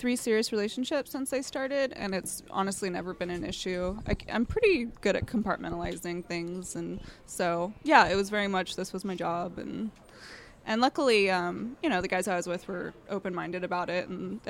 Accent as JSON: {"language": "English", "town": "Vancouver", "region": "Washington", "country": "United States", "said": "Vancouver, Washington."}